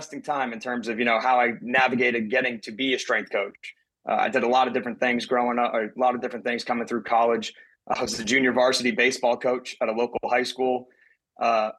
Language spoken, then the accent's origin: English; Portland, Maine, United States; moved away; I'm originally from Portland, Maine, Northeast guy.